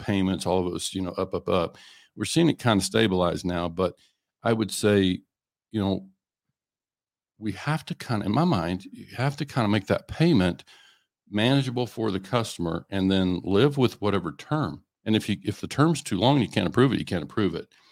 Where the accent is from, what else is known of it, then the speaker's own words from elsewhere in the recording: Oklahoma, United States; I was in Oklahoma